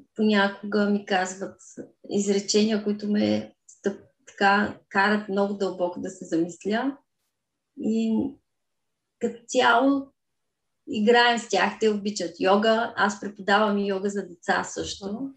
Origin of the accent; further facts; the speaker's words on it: Kazanlak, Stara Zagora Province, Bulgaria; now in Stara Zagora, Bulgaria; По принцип съм родена в град Казанлък, но от 14 годишна живея в Стара Загора.